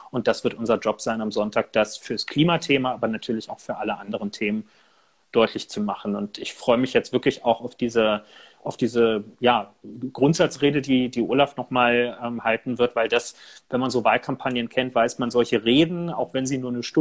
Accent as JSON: {"language": "German", "region": "Berlin", "country": "Germany", "said": "Als Berliner, als jemand, der hier ja auch viel mit Mietendeckel und so jetzt zu tun hatte"}